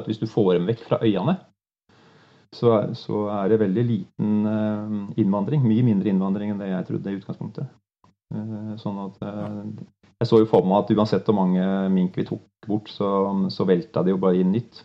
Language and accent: Norwegian; Lågendalen, near Larvik, Vestfold, Norway; moved away as an adult; also born or lived in Ås / Vest-Agder; jeg er født i Lågendalen, opp for Larvik